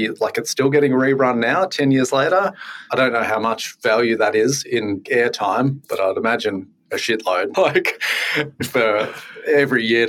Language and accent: English; Yackandandah, northeast Victoria, Australia; also born or lived in Tasmania; I'm from Yarkandanda, like northeast Victoria.